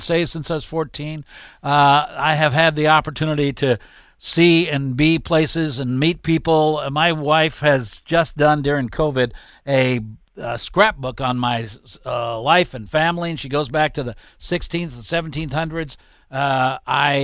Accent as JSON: {"language": "English", "town": "Los Angeles", "region": "California", "country": "United States", "tie": "born or raised there", "said": "I grew up in Los Angeles, California, in the San Fernando Valley"}